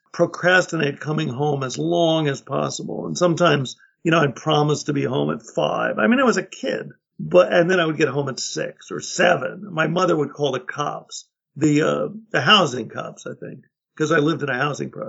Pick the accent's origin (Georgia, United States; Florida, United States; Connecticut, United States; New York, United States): New York, United States; New York City; now in Woodstock, United States; I grew up in Manhattan in a housing project